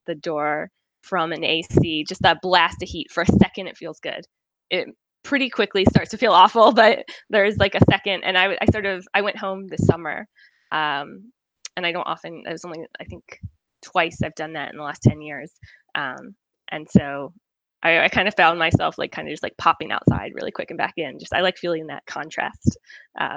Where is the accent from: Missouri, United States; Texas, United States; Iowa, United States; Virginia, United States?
Virginia, United States; Norfolk; moved away as an adult; also born or lived in Roanoke, Virginia / Richmond, Virginia / Galway, Ireland; now in Edinburgh, United Kingdom; I'm from Norfolk, Virginia, born and raised there